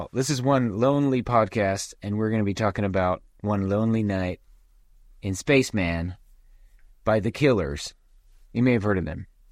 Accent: Nephi, Utah, United States; as a kid growing up in Nephi

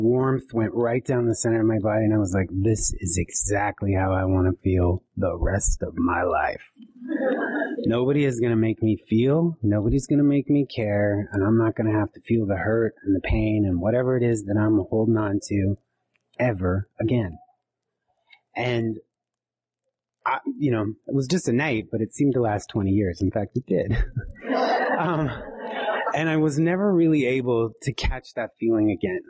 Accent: eastern Montana, United States; I was adopted to a Norwegian Anglo ranching family from eastern Montana

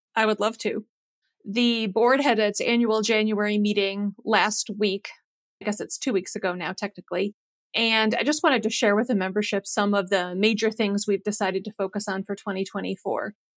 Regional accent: Western New York, United States; moved away as an adult; also born or lived in New Hampshire / Ithaca, New York; now in Kentucky, United States; I'm originally from Western New York

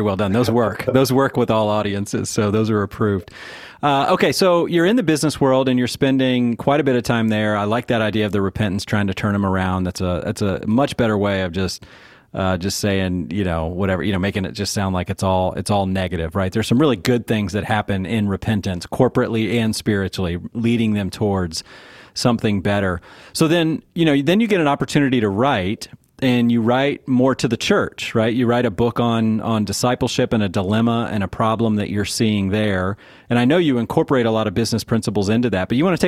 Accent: Manassas, Virginia, United States; also born or lived in Silver Spring, Maryland; close to my hometown where I grew up in Manassas, Virginia, in Silver Spring, Maryland

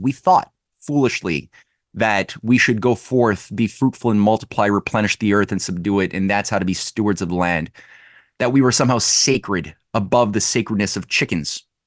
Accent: Quebec, Canada; I'm from Quebec

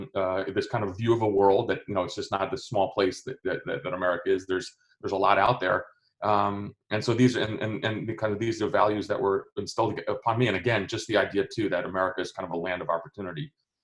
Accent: Highland Park, New Jersey, United States; also born or lived in Athens, Greece; I grew up in New Jersey in a, you know, college town. Again, my dad was a professor at Rutgers University. So I grew up in Highland Park, New Jersey.

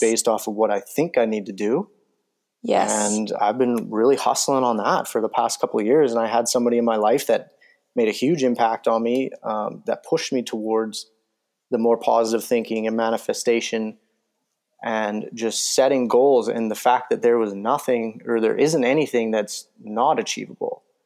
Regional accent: Calgary, Alberta, Canada; I live 20 minutes away from it.

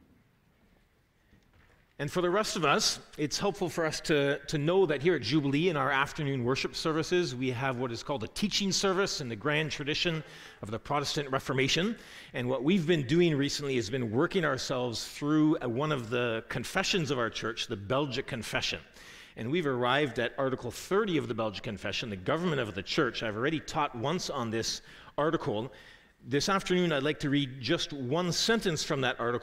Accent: Canada; as a Canadian growing up in Canada

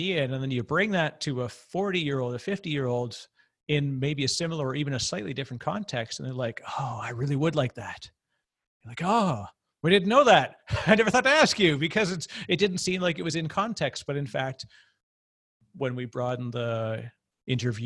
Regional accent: Canada; I'm Canadian

